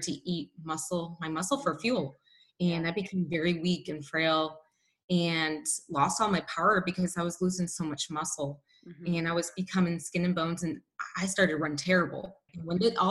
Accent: Northwest Indiana, United States; I grew up in Northwest Indiana in a town that was about 40 minutes from Chicago.

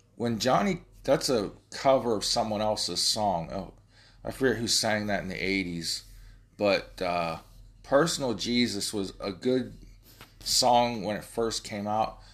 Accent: Ohio, United States; I'm from Ohio

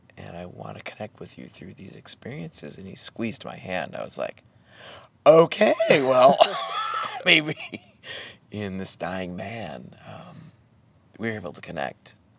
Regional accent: New Hampshire, United States; growing up in New Hampshire in the 80s

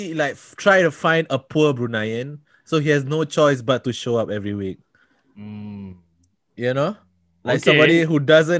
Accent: Singapore; Welcome back to the How to Malay podcast, the podcast about being Malay from Malay, so come from different countries. … I'm from Singapore.

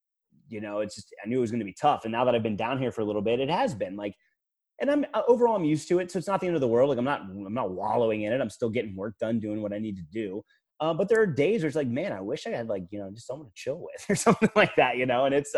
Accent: Fredericksburg, United States; You know, obviously I'm from Fredericksburg.

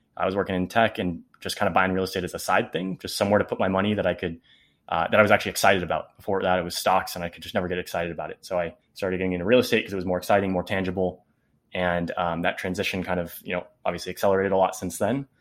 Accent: Bay Area, California, United States; we're from the Bay Area

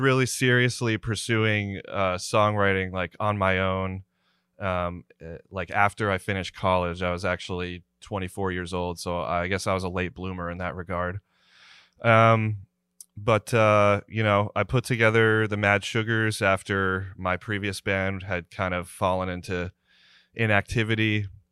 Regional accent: New Jersey, United States; moved away; I'm originally from New Jersey.

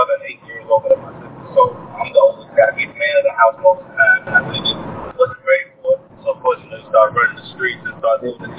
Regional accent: New York, United States; also born or lived in Trinidad; grew up in New York, man, trying to do the right thing. My parents came up to the States, didn't have much.

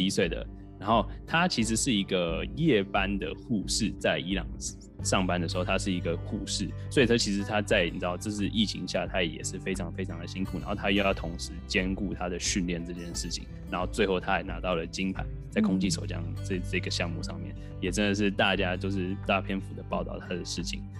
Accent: Taiwan; 我们是台湾人

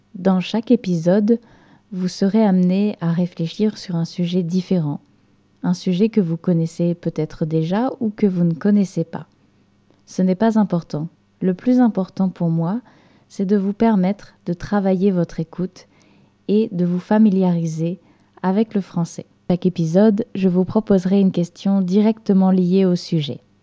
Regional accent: Normandy, France; moved away; je suis française et j'ai grandi à la campagne dans une région française qui s'appelle la Normandie

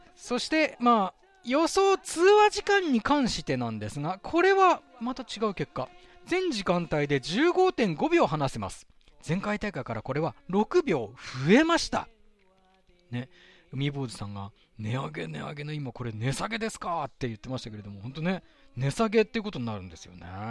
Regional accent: Sapporo, Hokkaido, Japan; 私の実家がある、手稲区

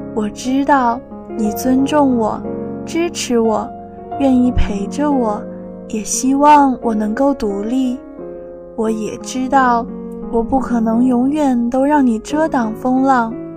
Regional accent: Shanxi, China; moved away as an adult; now in Nanjing, China; 来自山西，我在南京大学

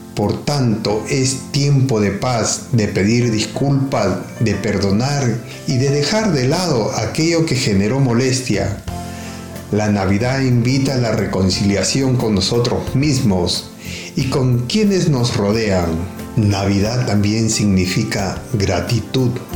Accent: Peru; now in Australia; Soy peruano de nacimiento

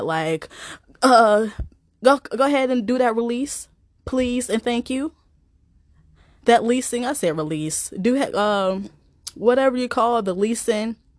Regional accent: East Coast, United States; I'm from the East Coast, of the, of the United States

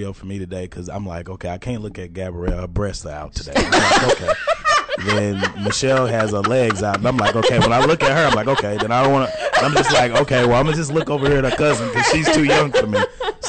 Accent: Texarkana, United States; now in Dallas, United States; I'm from Texarkana.

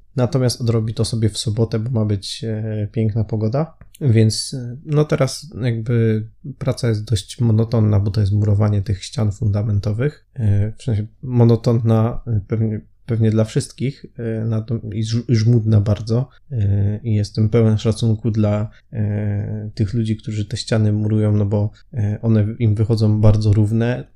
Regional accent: Silesian Voivodeship, Poland; U nas na Śląsku mówi się na to szteter

